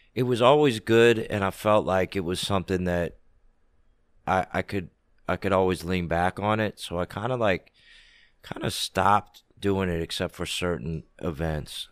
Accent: Washington, District of Columbia, United States; I grew up in D C.

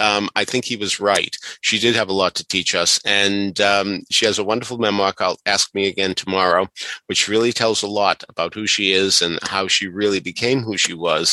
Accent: Boston, Massachusetts, United States; growing up in Boston

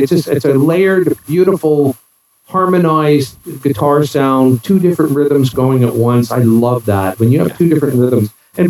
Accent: New York, United States; moved away; I'm originally from New York, born and raised

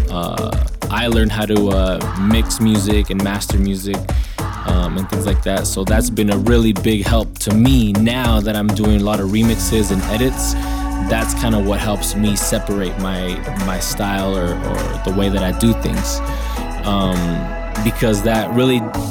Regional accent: Escondido, California, United States; I'm from Escondido, which is in the northern county of San Diego.

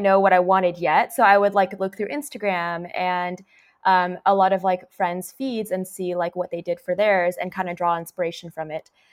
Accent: Orange County, California, United States; I grew up in the Orange County

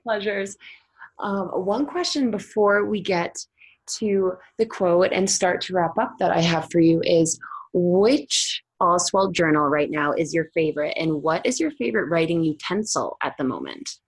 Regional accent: Boston, Massachusetts, United States; now in Colorado, United States; I'm from Boston, but I'm now in Colorado

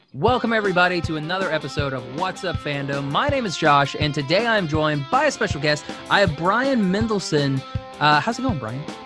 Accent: Shawnee, Oklahoma, United States; moved away as an adult; I'm from Shawnee, Oklahoma

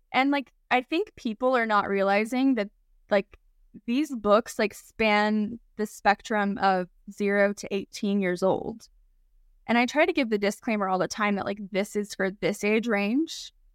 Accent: Oklahoma, United States; moved away; I grew up in Oklahoma.

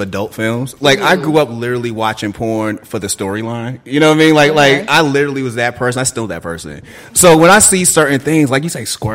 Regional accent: Boston, Massachusetts, United States; growing up, I'm from Boston. Growing up, I remember when we had Chinatown, and there was this place called the Combat Zone.

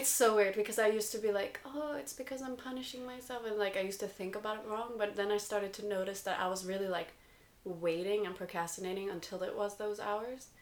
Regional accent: United States; I'm American

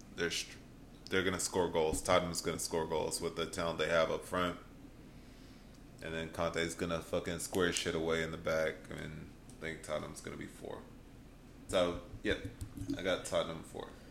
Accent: United States; we're from America

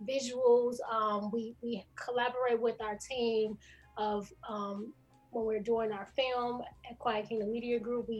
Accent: Chicago, Illinois, United States; I'm from Chicago, the west side of Chicago

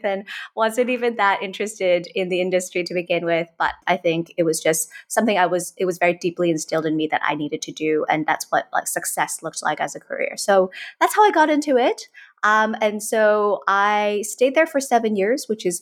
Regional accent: Hong Kong; also born or lived in United States; born and raised in Hong Kong, basically spent my entire life up until I was 18 in Hong Kong.

